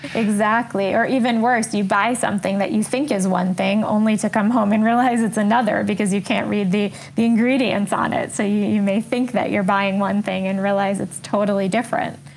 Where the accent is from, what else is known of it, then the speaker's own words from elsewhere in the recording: New York City, New York, United States; also born or lived in France / South Africa; an American, born and raised in New York